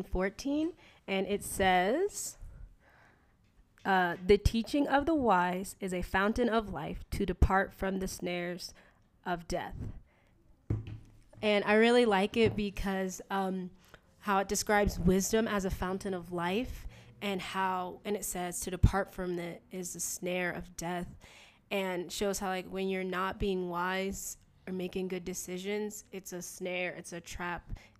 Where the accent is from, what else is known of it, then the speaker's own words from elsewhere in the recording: East Coast, United States; I grew up on the East Coast. We moved about 15 times. I traveled a lot.